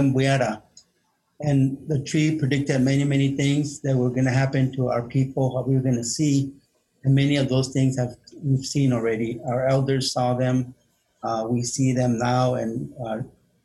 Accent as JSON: {"language": "English", "town": "Marana", "region": "Arizona", "country": "United States", "tie": "born or raised there", "said": "I'm from Marana, Arizona. Buen Pueblo. And I've lived there all my life, and that's my home."}